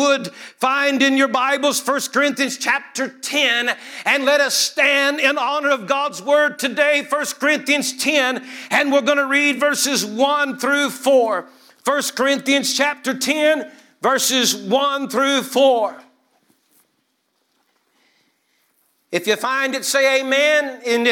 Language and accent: English; Tampa, Florida, United States; moved away as an adult; I'm originally from Tampa, Florida. I lived the first 18 years of my life there